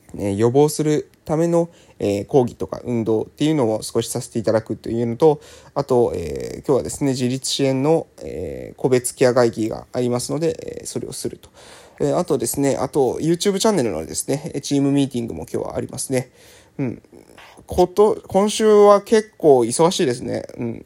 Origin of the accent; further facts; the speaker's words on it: Kagoshima, Japan; 私がこの南の島に生まれてね